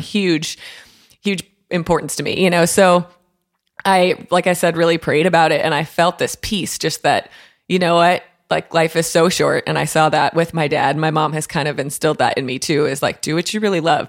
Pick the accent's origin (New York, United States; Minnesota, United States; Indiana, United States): Minnesota, United States; Waconia; now in Nashville, United States; my hometown of Waconia, Minnesota